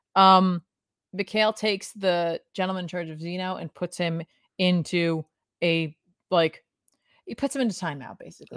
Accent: New Jersey, United States; we're from New Jersey. We already have an accent

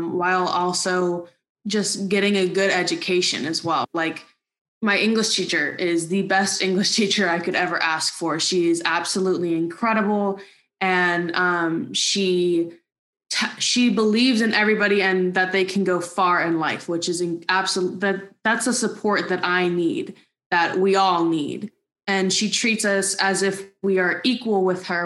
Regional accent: Native Hawaiian, United States; I'm Native Hawaiian.

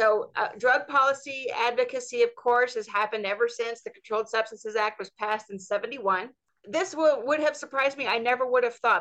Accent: Georgia, United States; my home state of Georgia

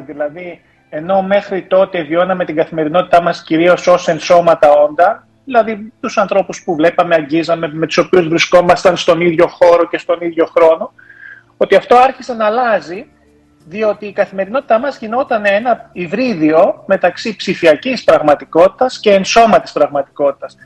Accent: Germany; Όταν γεννήθηκα μεγάλο στη Γερμανία

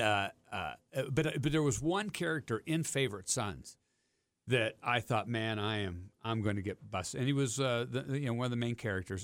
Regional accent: Steubenville, Ohio, United States; grew up near Steubenville

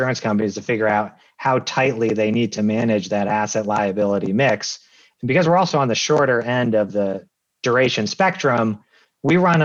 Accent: Massachusetts, United States; moved away as an adult; also born or lived in Lancaster, Pennsylvania; I'm from Massachusetts. I went back to Massachusetts

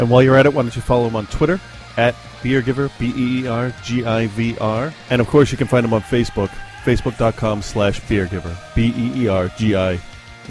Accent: Lebanon; I grew up in Lebanon during the war, and I understood that religion was really important in people's lives.

